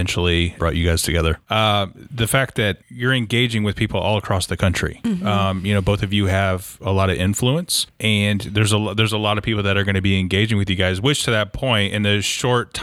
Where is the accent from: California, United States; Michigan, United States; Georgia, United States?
Michigan, United States; moved away; I'm from Michigan originally